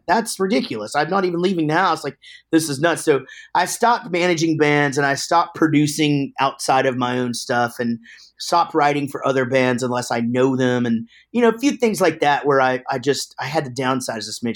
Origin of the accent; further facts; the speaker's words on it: Wichita Falls, Texas, United States; also born or lived in Denton, Texas; we're from Wichita Falls, but, uh, after we started the band, we moved down to Denton